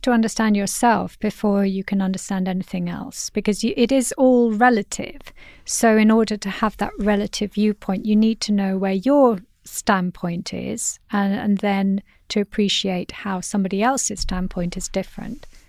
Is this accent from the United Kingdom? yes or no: yes; United Kingdom; as a Brit